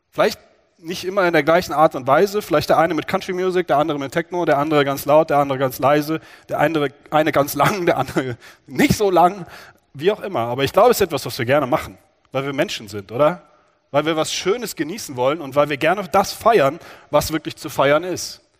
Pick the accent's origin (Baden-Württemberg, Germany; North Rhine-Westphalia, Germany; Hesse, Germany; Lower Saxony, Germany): Hesse, Germany; Frankfurt; also ich komme aus Frankfurt, äh, das Berger Straßenfest